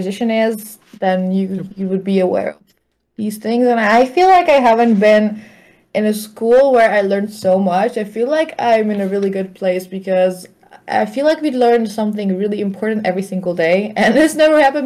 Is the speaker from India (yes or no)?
no; Hungary; moved away as an adult; now in Germany; I'm from Hungary